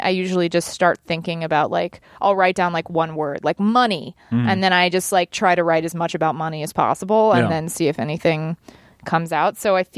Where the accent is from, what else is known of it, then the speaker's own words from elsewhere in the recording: Dallas, Texas, United States; I am. I'm from Dallas.